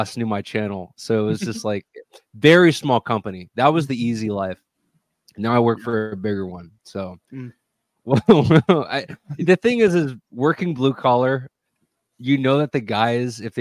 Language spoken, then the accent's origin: English; Texas, United States; I'm from Texas